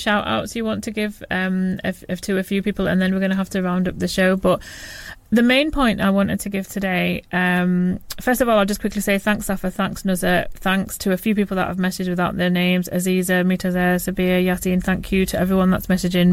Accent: Huddersfield, Yorkshire and the Humber, United Kingdom; I'm from Huddersfield in West Yorkshire.

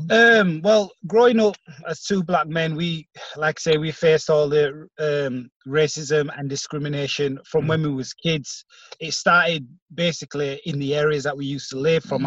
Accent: Bradford, Yorkshire and the Humber, United Kingdom; we're from Bradford ourselves. We're in the same community as a lot of these um, kids

